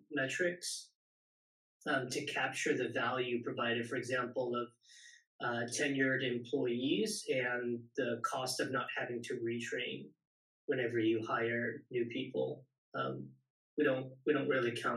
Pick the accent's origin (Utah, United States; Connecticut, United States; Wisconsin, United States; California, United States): California, United States; Silicon Valley; also born or lived in San Diego; born and raised in the Silicon Valley, eventually went to university down in San Diego